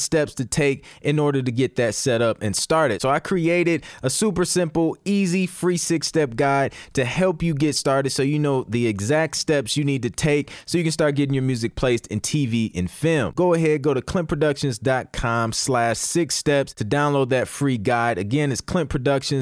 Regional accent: Toledo, Ohio, United States; I'm from Toledo, Ohio. Like, there's no like music scene there

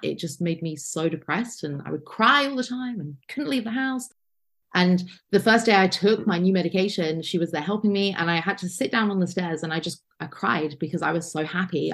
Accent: United Kingdom; I'm lucky being from the United Kingdom

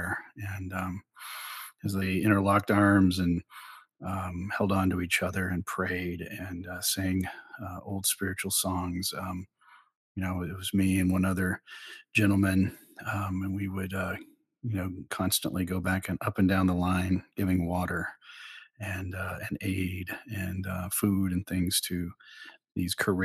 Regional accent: Oklahoma, United States; moved away as an adult; also born or lived in Texas / Mexico; now in Lynchburg, United States; I was born and raised in Oklahoma

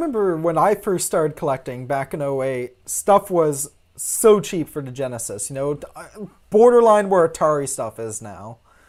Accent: Gulf Coast, United States; now in near Seattle, United States; growing up on the Gulf Coast and living on the West Coast now

